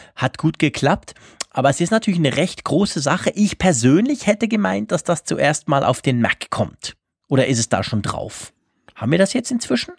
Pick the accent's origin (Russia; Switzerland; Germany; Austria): Switzerland; bei uns in der Schweiz